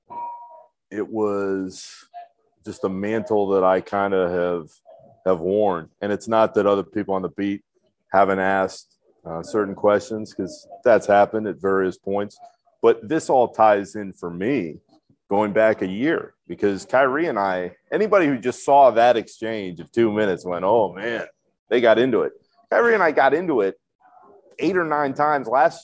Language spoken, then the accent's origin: English; Orlando, Florida, United States; I grew up in Orlando